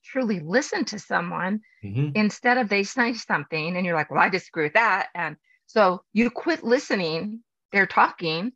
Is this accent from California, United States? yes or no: yes; Los Angeles, California, United States; I grew up in Los Angeles